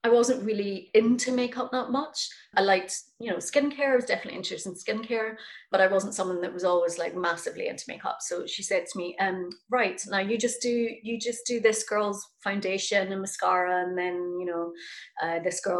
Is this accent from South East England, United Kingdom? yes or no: no; Scotland, United Kingdom; also born or lived in New York; I've been performing since I was very young, growing up in Scotland